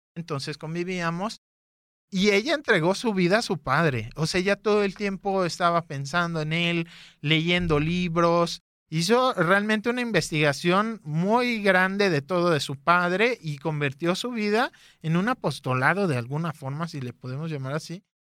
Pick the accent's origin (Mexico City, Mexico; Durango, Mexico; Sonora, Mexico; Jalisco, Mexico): Jalisco, Mexico; Guadalajara; Nací aquí en Guadalajara en el 87